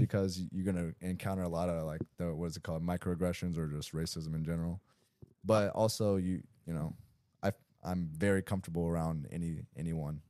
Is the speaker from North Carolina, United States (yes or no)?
yes; Greensboro, North Carolina, United States; I grew up in Greensboro, North Carolina, you know, not a lot of Asians out there